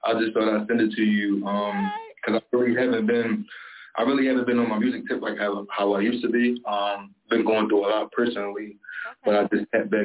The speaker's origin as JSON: {"language": "English", "town": "Philadelphia", "region": "Pennsylvania", "country": "United States", "said": "53rd and Lansdowne. That's where I'm from"}